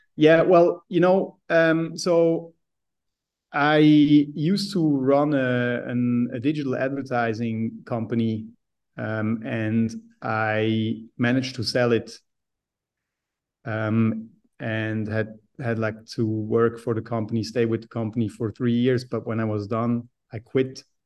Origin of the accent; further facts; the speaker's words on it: Switzerland; I grew up in Switzerland being a mountain boy